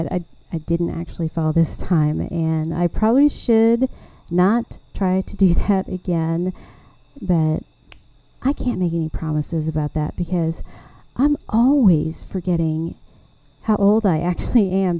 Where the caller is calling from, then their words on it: Taylor, Texas, United States; I'm recording here from Taylor, Texas. And I am just really ready to visit with y'all again about all things gardening in Central Texas.